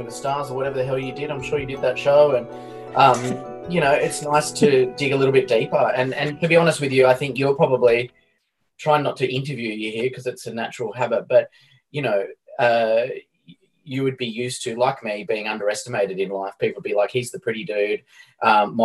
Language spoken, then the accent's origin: English; Canberra, Australian Capital Territory, Australia; I grew up in Canberra.